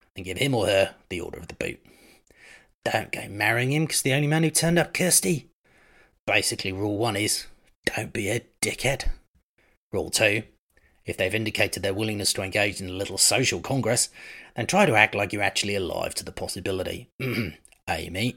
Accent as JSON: {"language": "English", "country": "Australia"}